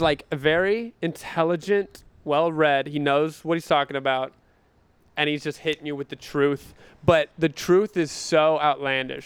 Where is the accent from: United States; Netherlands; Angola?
United States; North Carolina; I'm from North Carolina, small town